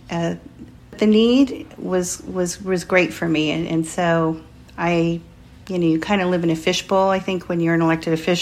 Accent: Sacramento, California, United States; moved away as an adult; now in Whittier, United States; I grew up in Sacramento and went to public schools there, went to college there, and that's my hometown for all intents and purposes

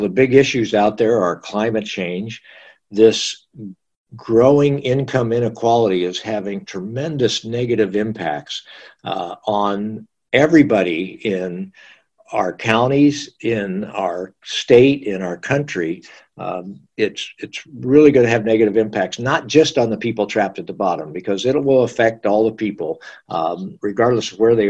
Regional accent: Midwest, United States; moved away as an adult; also born or lived in East Coast; now in Ventura, United States; I grew up in the Midwest. I went to school on the East Coast.

